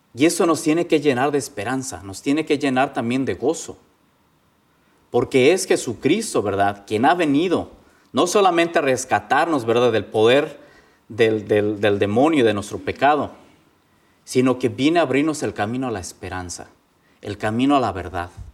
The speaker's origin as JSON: {"language": "Spanish", "country": "Mexico", "moved": "as an adult", "lives_now": "Indiana, United States", "said": "Soy legionario de Cristo, vengo de México"}